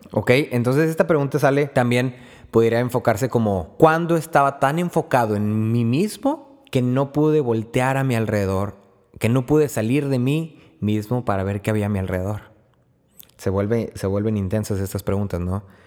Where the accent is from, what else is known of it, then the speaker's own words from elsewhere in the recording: Río Bravo, Tamaulipas, Mexico; soy de Río Bravo, Tamaulipas